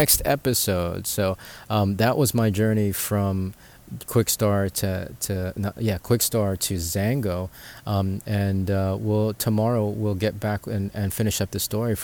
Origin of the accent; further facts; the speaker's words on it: Philippines; we're from the Philippines